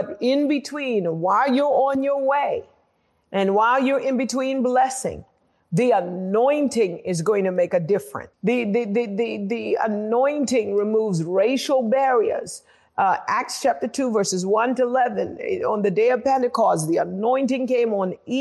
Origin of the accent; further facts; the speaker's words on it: United Kingdom; moved away; also born or lived in United States; I'm actually British American. my culture, I was culturalized in Britain